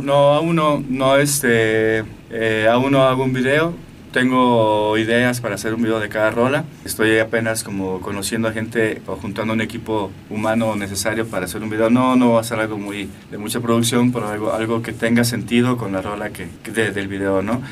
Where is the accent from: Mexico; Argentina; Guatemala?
Mexico; Aguascalientes; Yo soy de Aguascalientes